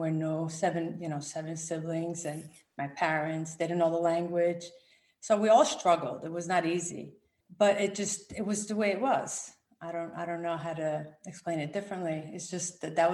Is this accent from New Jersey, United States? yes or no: yes; New Jersey, United States; also born or lived in Rome, Italy; now in Connecticut, United States; I was born in Rome, Italy, and I came to the US when I was 7. And I grew up in New Jersey.